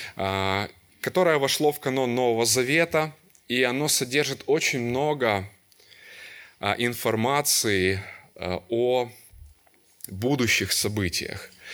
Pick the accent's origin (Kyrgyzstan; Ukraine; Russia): Ukraine; Kyiv; И я родился и вырос в Киеве. Всю жизнь там прожил, до сих пор живу там.